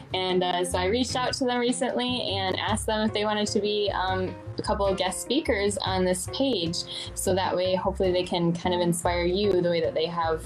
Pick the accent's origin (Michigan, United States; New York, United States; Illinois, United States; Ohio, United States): Michigan, United States; I'm from Michigan